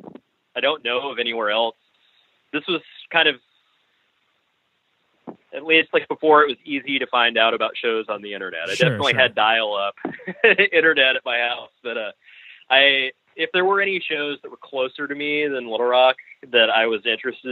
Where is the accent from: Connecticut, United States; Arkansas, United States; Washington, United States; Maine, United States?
Arkansas, United States; also born or lived in Bloomington, Indiana; I'm not a Arkansas native. I was born in Bloomington, Indiana.